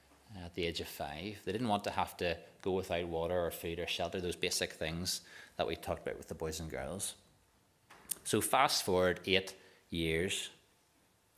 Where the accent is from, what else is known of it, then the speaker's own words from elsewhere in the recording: Waringstown, Northern Ireland, United Kingdom; I'm from Warringstown, and a bit like Bucknass, it's not a big place.